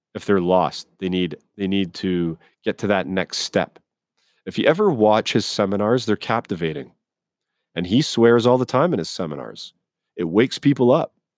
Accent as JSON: {"language": "English", "region": "Scotland", "country": "United Kingdom", "tie": "born or raised there", "moved": "yes", "lives_now": "Canada", "said": "I was born in Scotland overseas. Okay. So I've grown up around Scottish, English, Irish."}